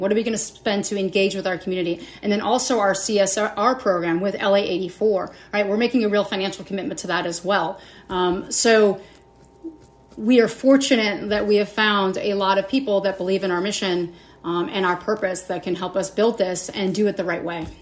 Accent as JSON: {"language": "English", "town": "Los Angeles", "region": "California", "country": "United States", "tie": "born or raised there", "also_born_or_lived": "St. Louis", "said": "born and raised in Los Angeles"}